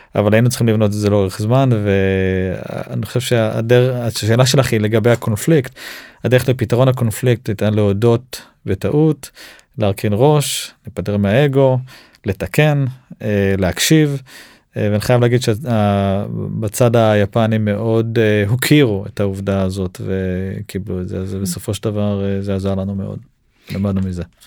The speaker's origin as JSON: {"language": "Hebrew", "country": "Israel", "said": "אנחנו ישראלים"}